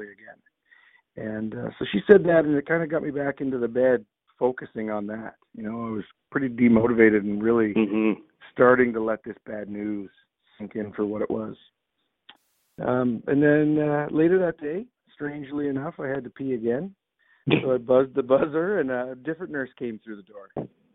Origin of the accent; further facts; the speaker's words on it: southern Ontario, Canada; I grew up in Ontario, here in southern Ontario, playing hockey and lacrosse